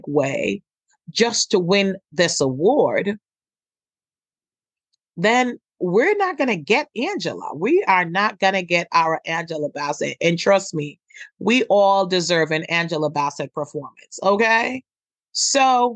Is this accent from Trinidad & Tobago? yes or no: no; Jamaica; I'm Jamaican